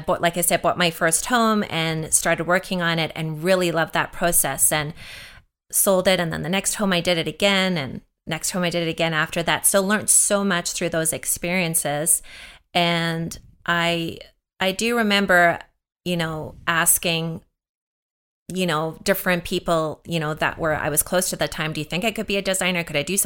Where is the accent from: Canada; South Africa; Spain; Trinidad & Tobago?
South Africa; So I grew up in South Africa, and there was definitely signs.